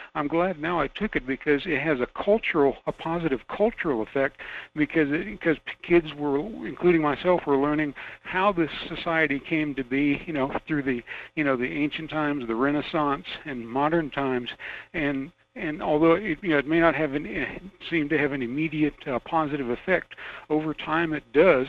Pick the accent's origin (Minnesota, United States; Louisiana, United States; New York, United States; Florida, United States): Florida, United States; Miami; also born or lived in northern Georgia; now in Fairbanks, United States; I'm a native of Miami, Florida